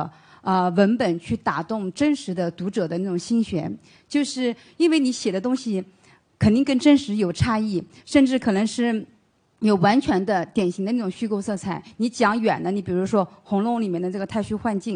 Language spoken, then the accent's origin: Chinese; Jiangsu, China